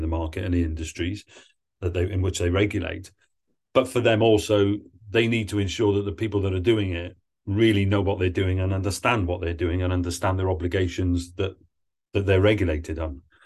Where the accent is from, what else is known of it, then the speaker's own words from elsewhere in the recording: Wales, United Kingdom; moved away; I'm from Wales originally